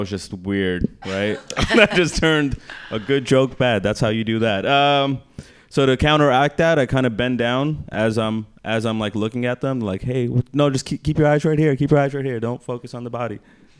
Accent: India; I'm Indian. My parents encouraged a lot of competition when I was younger.

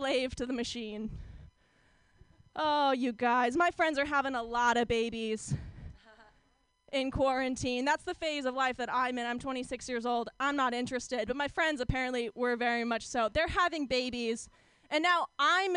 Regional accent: Orange County, California, United States; I grew up in Orange County, California

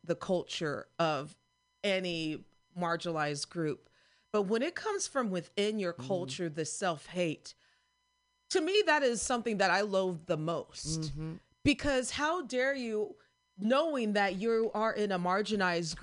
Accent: United States; moved away; My home state's one of them.

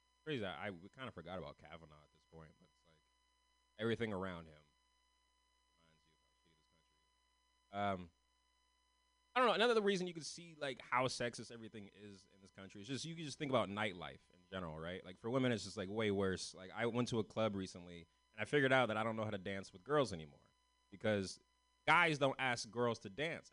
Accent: San Francisco, California, United States; I'm from San Francisco. I'm one of the only ones from San Francisco in this festival tonight.

